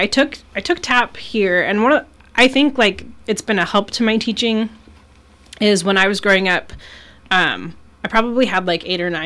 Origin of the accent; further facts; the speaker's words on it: Alaska, United States; this island in Alaska.